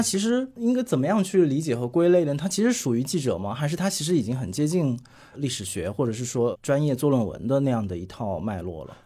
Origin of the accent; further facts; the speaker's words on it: Hunan, China; 我也是湖南人，就我对啊。和杨湘也是老乡， 我们两个家乡其实离得特别近